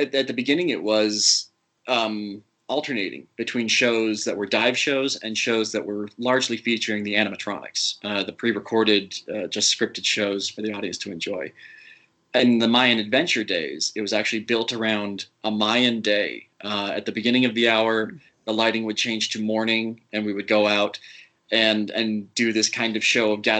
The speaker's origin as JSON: {"language": "English", "region": "Utah", "country": "United States", "tie": "born or raised there", "said": "as a kid growing up in Utah"}